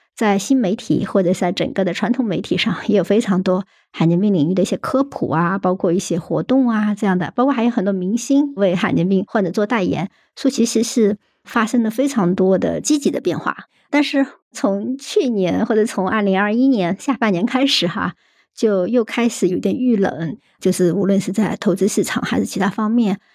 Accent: Hunan, China; now in Shanghai, China; 我是湖南人，但是后来是在上海啊求学工作

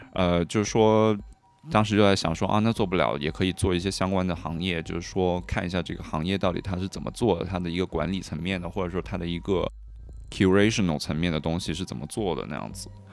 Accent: Hunan, China; also born or lived in Guangdong / Paris / Berlin; now in Shanghai, China; 我是老家湖南，然后现在家在广东那边。嗯。呃，但是我过去大概八年的时间都在欧洲，嗯。有四年在巴黎，然后后四年是在柏林那边的。嗯。呃，现在就是在上海

